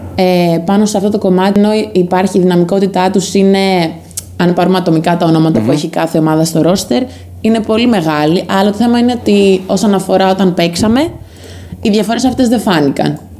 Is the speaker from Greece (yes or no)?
yes; Crete, Greece; now in Corinth, Greece; είμαι από Κρήτη